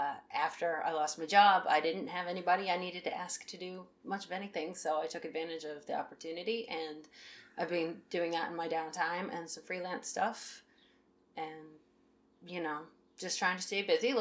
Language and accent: English; Baltimore, Maryland, United States; from Baltimore, and I'm here to talk about